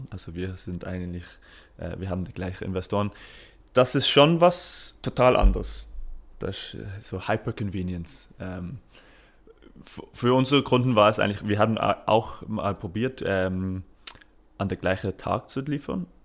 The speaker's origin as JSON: {"language": "German", "country": "United Kingdom", "second_language": "German", "lives_now": "Switzerland", "said": "Also ich komme aus Großbritannien und da ist es schon viel, viel größer."}